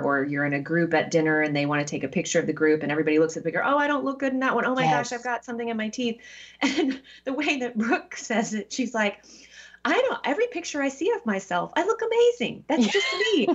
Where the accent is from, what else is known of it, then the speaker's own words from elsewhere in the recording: the South, United States; I'm from the South and I had that encounter a couple times growing up